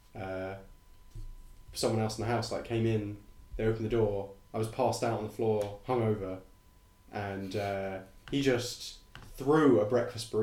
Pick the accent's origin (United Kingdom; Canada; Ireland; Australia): United Kingdom; England; because I'm English